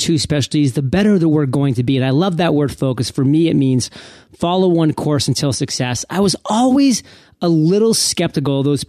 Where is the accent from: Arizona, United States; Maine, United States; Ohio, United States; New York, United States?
Maine, United States; born and raised in Maine